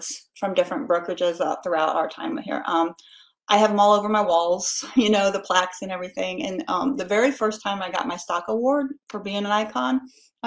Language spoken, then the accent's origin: English; Indianapolis, Indiana, United States; moved away; also born or lived in Carmel, Indiana; I'm from the Indianapolis area